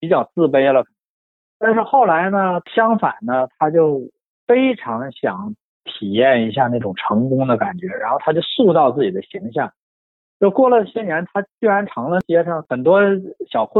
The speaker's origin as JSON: {"language": "Chinese", "town": "Shenyang", "region": "Liaoning", "country": "China", "tie": "born or raised there", "said": "因为我小的时候是我是在沈阳长大，但是我也不是沈阳人，我父母都不是沈阳人，都是南方人。"}